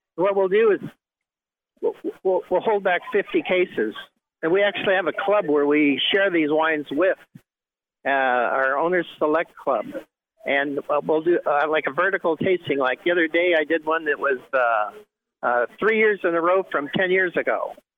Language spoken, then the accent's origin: English; Bakersfield, California, United States; also born or lived in Santa Maria, California / Paso Robles, California; I grew up near Bakersfield, where it's hot and they grow wine grapes